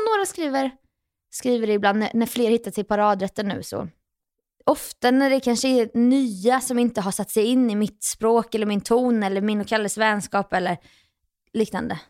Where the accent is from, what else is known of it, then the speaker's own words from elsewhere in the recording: Jönköping, Jönköping County, Sweden; moved away as an adult; now in Stockholm, Sweden; mina egna gamla fotspår hemma i Jönköping